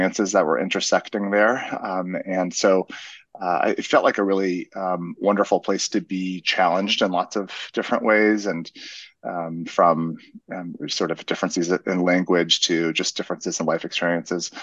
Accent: Claremont, California, United States; also born or lived in East Coast; grew up in a college town called Claremont, which is a bit east of Los Angeles.

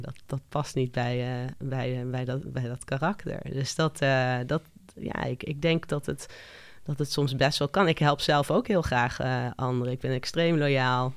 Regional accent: Curaçao; moved away; Ik ben geboren en getogen op Curaçao

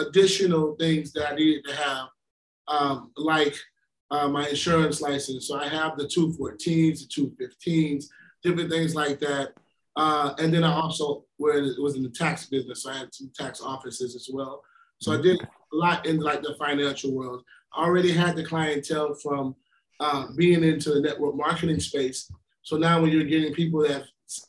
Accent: Florida, United States; I'm being from Florida

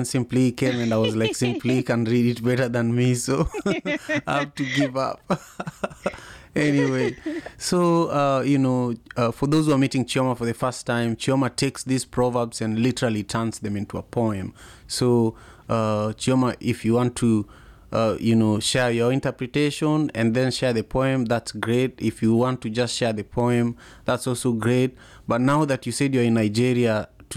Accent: Kenya; now in United States; I grew up in Manyata, which is one of the worst slums in the country

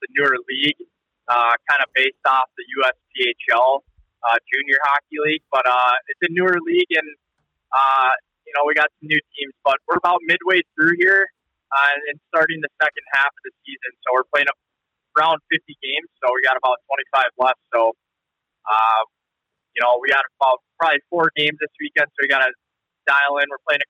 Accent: St. Louis Park, Minnesota, United States; also born or lived in Seoul, Korea; I grew up in St. Louis Park, like you said, a smaller suburb of Minneapolis.

